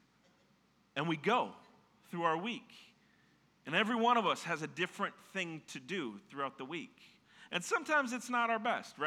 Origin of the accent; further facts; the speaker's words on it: Minnesota, United States; I'm from Minnesota